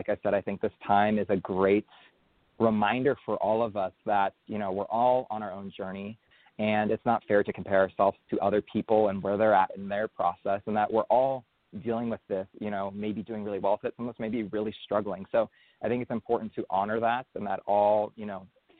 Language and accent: English; San Francisco Bay Area, California, United States; I grew up in the San Francisco Bay Area.